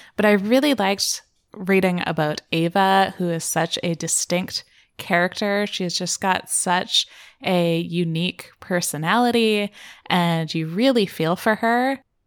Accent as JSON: {"language": "English", "country": "Canada", "said": "I am Canadian"}